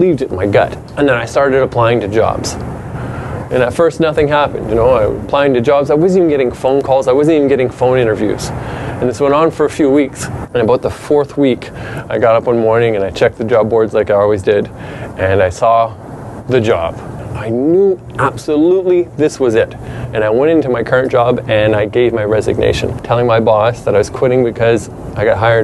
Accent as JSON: {"language": "English", "town": "Truro", "region": "Nova Scotia", "country": "Canada", "tie": "born or raised there", "moved": "yes", "said": "I was born in that town"}